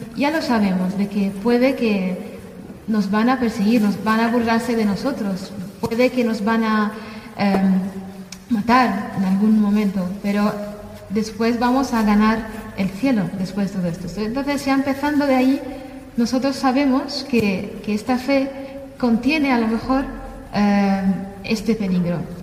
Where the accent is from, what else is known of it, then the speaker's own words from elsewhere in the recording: Damascus, Damascus Governorate, Syria; moved away as an adult; now in Spain; yo soy de Siria, de Damasco, nací en, Damasco eh, y crecí ahí toda mi vida